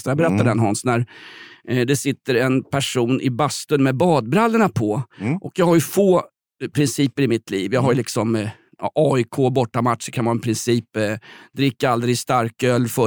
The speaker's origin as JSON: {"language": "Swedish", "country": "Sweden", "said": "Jag är ju svensk, jag blir tokig om folk inte följer regler eller står i rätt kö till Systembolaget"}